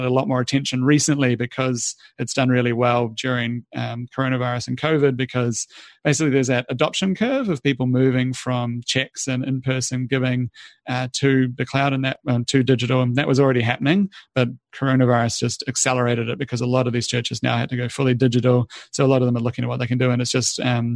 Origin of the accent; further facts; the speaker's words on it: New Zealand; moved away; I'm a Kiwi originally